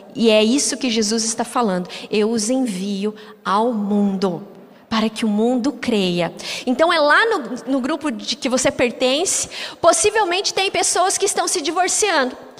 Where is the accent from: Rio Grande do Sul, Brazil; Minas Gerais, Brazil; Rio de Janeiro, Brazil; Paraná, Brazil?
Paraná, Brazil; Curitiba; eu sou curitibano